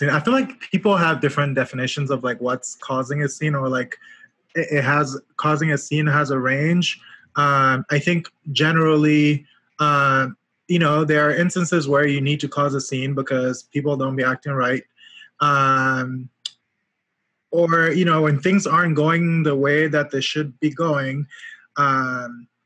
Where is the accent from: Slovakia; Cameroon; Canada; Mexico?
Cameroon; Yaoundé, Centre; moved away as an adult; also born or lived in Washington, D.C. / Atlanta, Georgia; now in New Haven, United States; I grew up in Cameroon, Yaoundé, in the capital city. I moved to the US uh, 11 years ago.